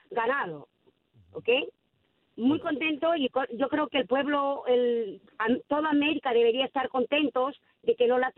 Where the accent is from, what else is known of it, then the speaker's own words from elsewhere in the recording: Peru; now in New York, United States; Yo soy peruana y estoy muy contenta con mi país.